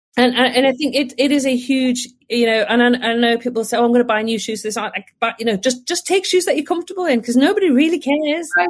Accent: Northumberland, North East England, United Kingdom; I'm originally from Northumberland

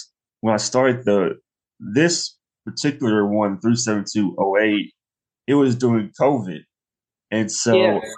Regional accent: Nashville, Tennessee, United States; I was born and raised in Nashville

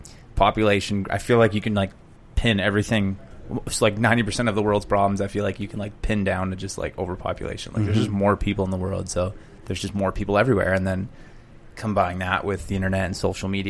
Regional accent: Vancouver, British Columbia, Canada; also born or lived in Whistler; my house I grew up in was on 23rd and Blenheim in Vancouver

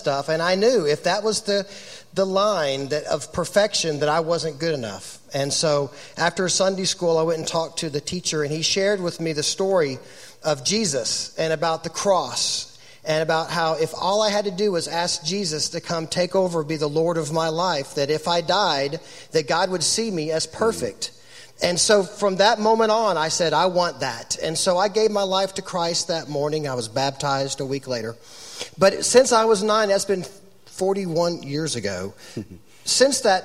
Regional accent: Rogers, Arkansas, United States; I grew up in Northwest Arkansas in Rogers.

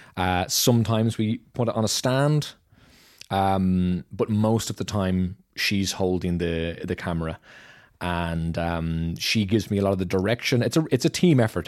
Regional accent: Dublin, Leinster, Ireland; moved away as an adult; now in Germany; I'm from Dublin, Ireland

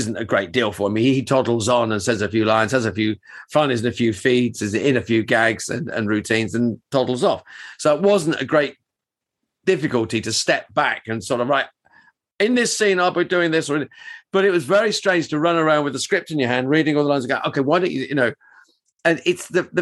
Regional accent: Luton, East of England, United Kingdom; Luton, which is my hometown.

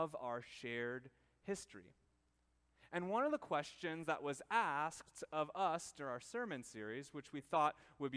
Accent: Minnesota, United States; we in our small town, little Minnesota, lived somewhat of a sheltered life

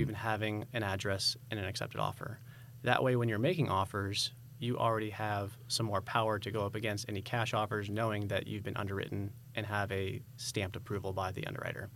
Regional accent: San Diego, California, United States; moved away as an adult; now in Idaho, United States; So originally, I'm from California. We moved here in twenty twenty, uh, from San Diego.

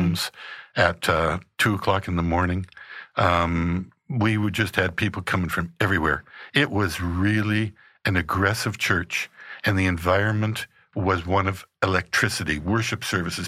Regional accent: Regina, Saskatchewan, Canada; I was born in Regina, Saskatchewan, in Canada

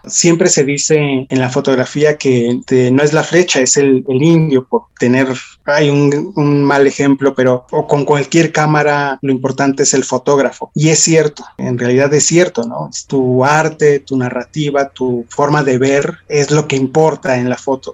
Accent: Mexico City, Mexico; en el caso de la Ciudad de México, que es donde, de donde soy

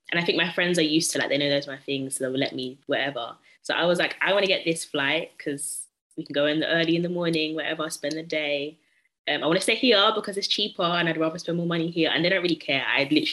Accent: United Kingdom; I'm British too

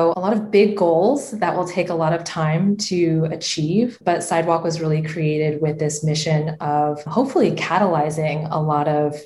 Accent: Los Altos, California, United States; I grew up in a small-ish town called Los Altos.

